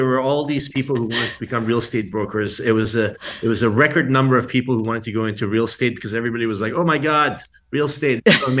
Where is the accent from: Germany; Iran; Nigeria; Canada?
Iran; now in Washington, D.C., United States; I grew up in Iran, and then we left after the revolution in 1980. And we were sort of, nomads for about a year. And then we ended up in Washington, D.C.